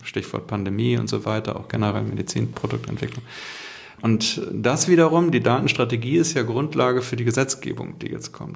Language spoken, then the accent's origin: German; Hamburg, Germany; ich komme ja aus Hamburg und haben unser hanseatisches Understatement